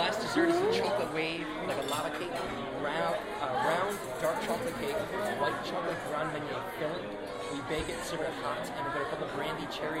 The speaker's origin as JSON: {"language": "English", "town": "Leamington", "region": "Ontario", "country": "Canada", "lives_now": "United States", "said": "I am from Leamington, Ontario, which is a town spawned from Detroit."}